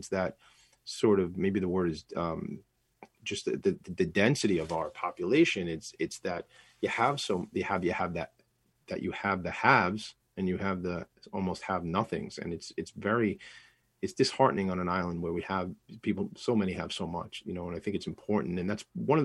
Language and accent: English; Franklin Square, New York, United States; I grew up in Franklin Square